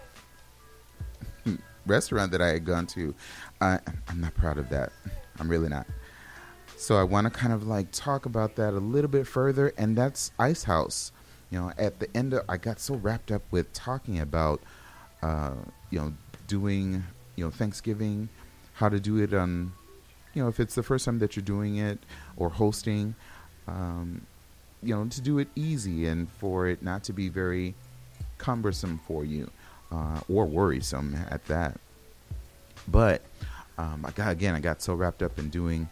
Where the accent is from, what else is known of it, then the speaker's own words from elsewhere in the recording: Los Angeles, California, United States; moved away; I'm originally from Los Angeles and my family is back in Los Angeles